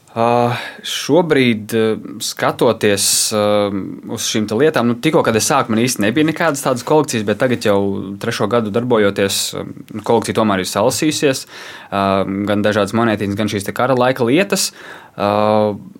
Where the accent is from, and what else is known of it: Latvia